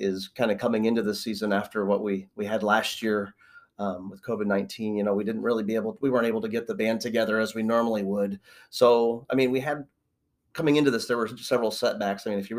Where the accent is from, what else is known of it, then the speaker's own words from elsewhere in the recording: Canton, Illinois, United States; moved away as an adult; now in Galesburg, United States; I'm originally from Canton, Illinois.